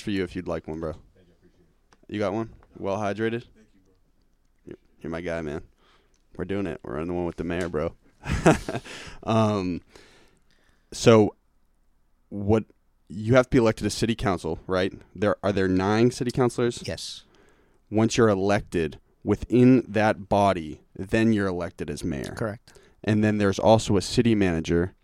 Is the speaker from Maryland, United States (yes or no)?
no; Cambridge, Massachusetts, United States; I'm from Cambridge, man. That's where I grew up